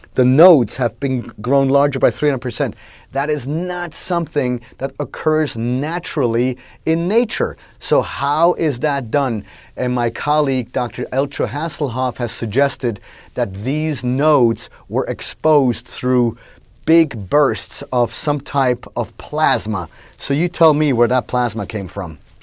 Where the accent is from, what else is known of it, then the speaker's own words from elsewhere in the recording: Switzerland; at our house growing up in Switzerland